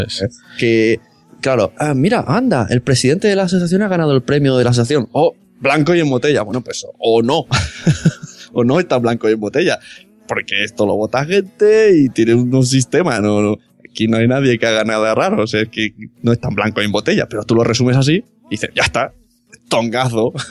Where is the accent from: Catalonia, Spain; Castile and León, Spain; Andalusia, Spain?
Catalonia, Spain; mi pueblo es de de Cataluña